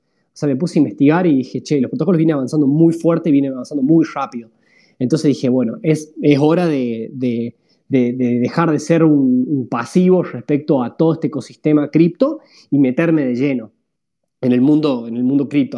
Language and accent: Spanish; La Rioja, Argentina; moved away as an adult; also born or lived in San Juan, Argentina; yo soy oriundo de la, de la Rioja principalmente, o sea, nací en La Rioja. Eh, ahí donde fue donde, donde, me, donde me crié